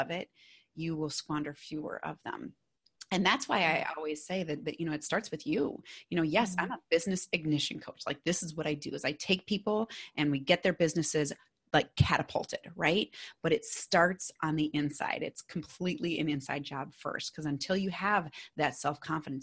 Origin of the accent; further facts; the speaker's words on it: Minnesota, United States; accent: Minnesotan; my Minnesotan accent